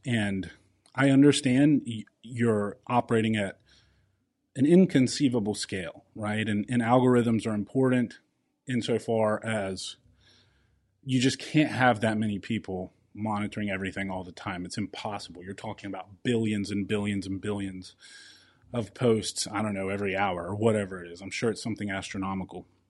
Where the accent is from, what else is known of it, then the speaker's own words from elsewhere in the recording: South Carolina, United States; my home state of South Carolina